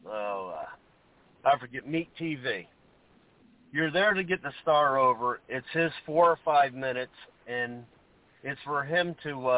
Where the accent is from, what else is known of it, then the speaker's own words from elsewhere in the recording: the South, United States; I grew up in the South